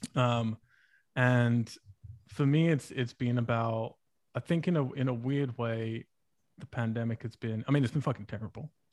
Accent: England, United Kingdom; moved away as an adult; now in United States; if I go back to England

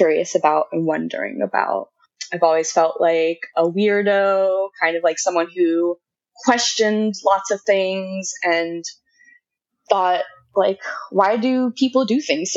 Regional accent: Washington, District of Columbia, United States; I grew up on the East Coast, like in the DC area.

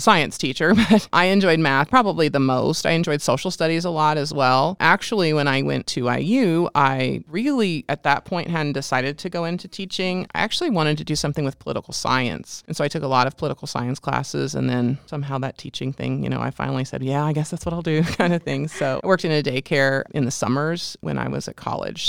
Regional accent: near Cincinnati, Ohio, Indiana, United States; also born or lived in Bloomington, Indiana; grew up in Indiana in a small town and went to school K through twelve there

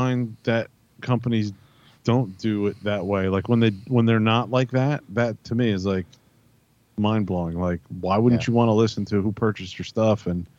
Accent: United States; I'm American.

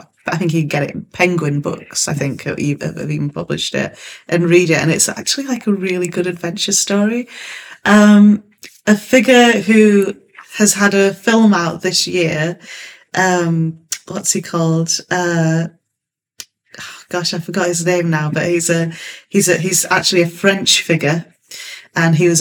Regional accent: Hull, Yorkshire and the Humber, United Kingdom; also born or lived in Nigeria; I'm also from Hull. And so having lived some of my childhood in Nigeria

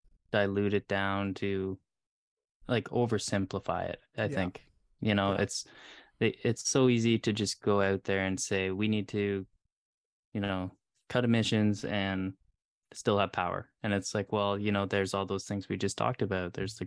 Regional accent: Canada; because you're obviously more in tune with politics, and especially in the States, me being a Canadian

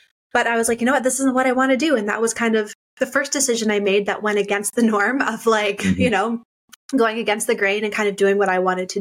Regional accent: Canada; I grew up doing are very stereotypical Canadian. Like, you know, my dad always built a skating rink in our backyard

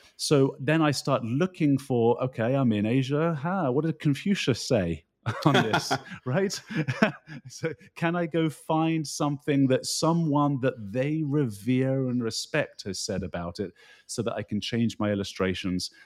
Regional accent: United Kingdom; moved away as an adult; also born or lived in Rocky Mountains, Canada; now in New Jersey, United States; you can tell by my uh, accent that I grew up in the United Kingdom

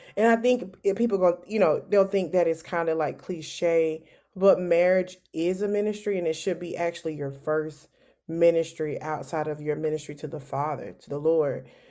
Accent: Savannah, Georgia, United States; moved away as an adult; also born or lived in Valdosta, Georgia; now in Columbia, United States; I am originally from Savannah, Georgia.

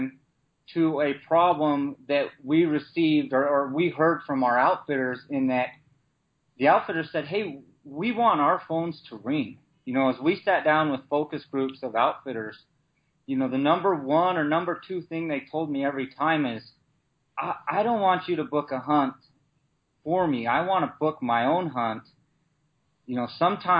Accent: Utah, United States; I'm from Utah

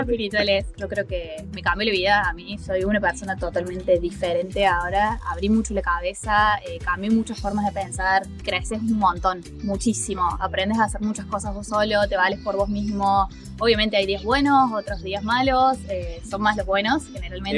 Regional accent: Córdoba, Argentina; moved away as an adult; also born or lived in New Zealand; now in Australia; tengo 29 años, soy de Córdoba

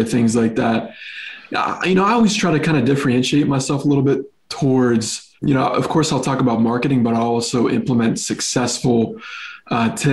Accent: Chambersburg, Pennsylvania, United States; also born or lived in Los Angeles, United States; now in Texas, United States; I'm from Pennsylvania, a town called Chambersburg, right? It's literally Amish and Mennonite people

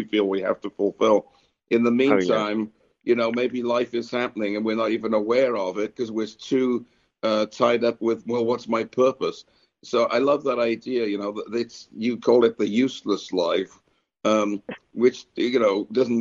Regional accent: United Kingdom; moved away; I grew up in Britain, so we love fruitcake over there

